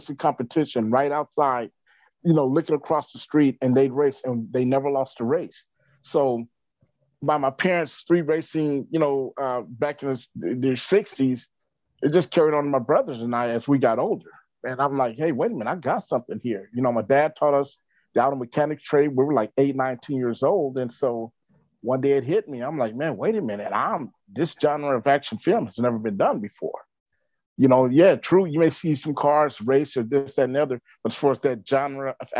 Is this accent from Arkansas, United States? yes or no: yes; Little Rock, Arkansas, United States; I'm from Little Rock, Arkansas